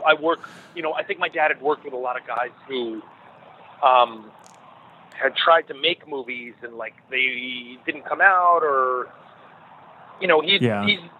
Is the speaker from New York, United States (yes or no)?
yes; New York, United States; I grew up in New York